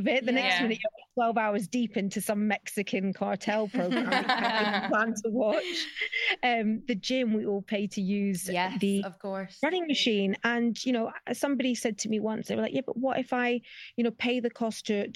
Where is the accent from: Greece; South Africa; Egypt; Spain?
Spain; also born or lived in Scotland; I was born and raised in Spain, so I've always traveled back and forth between here and the UK as a kid